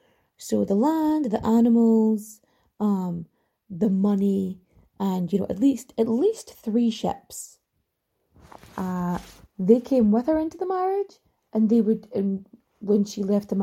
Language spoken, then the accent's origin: English; Ireland; accent: Irish; my accent is a little too Irish for it, and I'm also a little bit too posh for it, I'm told.